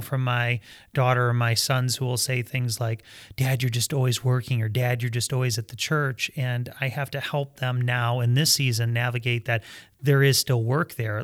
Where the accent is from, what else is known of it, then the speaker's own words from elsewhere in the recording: Fowlerville, Michigan, United States; we grew up in Fowlerville, Michigan.